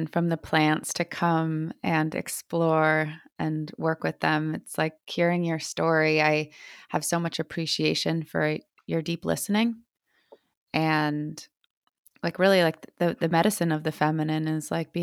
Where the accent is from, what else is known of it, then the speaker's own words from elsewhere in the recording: United States; I'm American, but my mom's South American and my dad's like Russian and Polish.